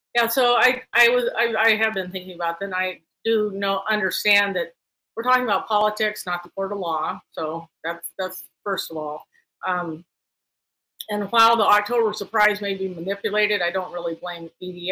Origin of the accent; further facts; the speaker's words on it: Talkeetna, Alaska, United States; also born or lived in Palmer, Alaska; I grew up in Talkeetna